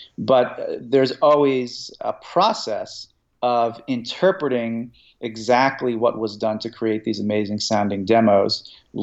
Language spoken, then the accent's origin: English; United States; growing up in America at some point as a child